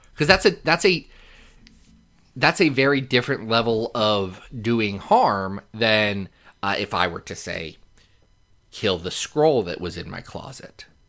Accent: Lexington, Kentucky, United States; I was born in Lexington

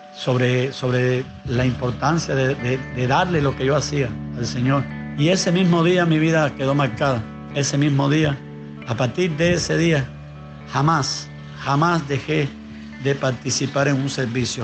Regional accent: Cuba; Nací en un hogar eh, bien humilde, bien pobre, en, el año 65 nací yo, un tiempo donde, era, donde se estaba sufriendo cambios verdaderamente aquí en, nuestro país

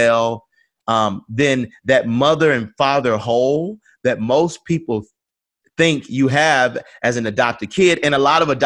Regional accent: Atlanta, Georgia, United States; I grew up on Auburn Avenue, the birthplace of the movement.

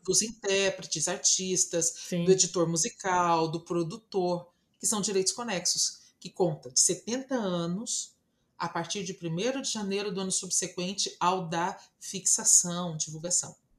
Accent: Brazil; eu sou brasileira

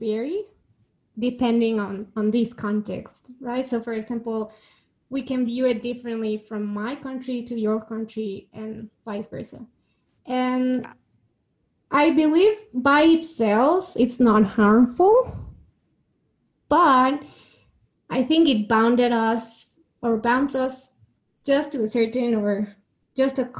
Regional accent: Guadalajara, Jalisco, Mexico; I am born and raised in Mexico in a city called Guadalajara, and I still live here.

